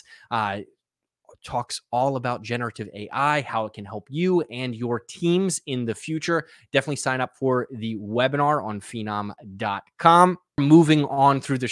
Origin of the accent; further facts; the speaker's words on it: New Jersey, United States; I grew up in South Jersey